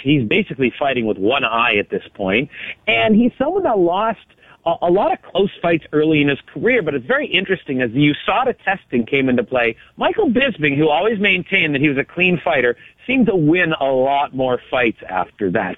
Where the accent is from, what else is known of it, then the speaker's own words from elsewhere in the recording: Canada; I'm Canadian